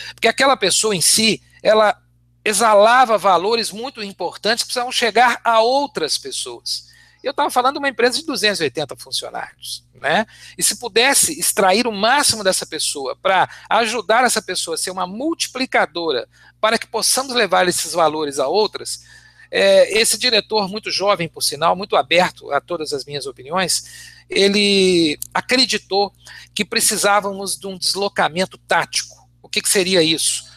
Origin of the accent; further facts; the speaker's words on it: Belo Horizonte, Minas Gerais, Brazil; desde Belo Horizonte, que é minha terra natal